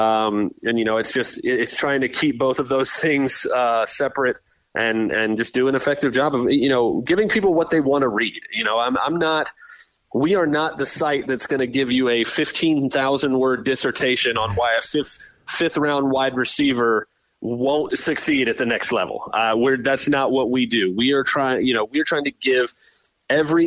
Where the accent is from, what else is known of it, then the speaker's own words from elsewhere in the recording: Tampa, Florida, United States; We grew up in Tampa here, so we're Bucs fans